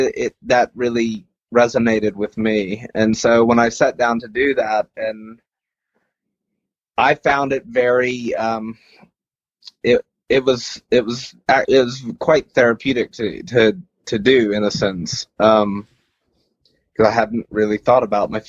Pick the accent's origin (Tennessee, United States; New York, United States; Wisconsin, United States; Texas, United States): Texas, United States; West; I grew up in West Texas